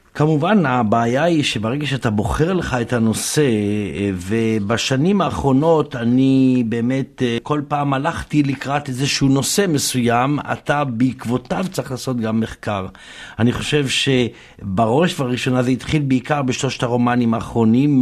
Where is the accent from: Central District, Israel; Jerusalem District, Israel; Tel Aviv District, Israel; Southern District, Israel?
Jerusalem District, Israel; Jerusalem; אני גם ירושלמי וגם uh, ממוצא ספרדי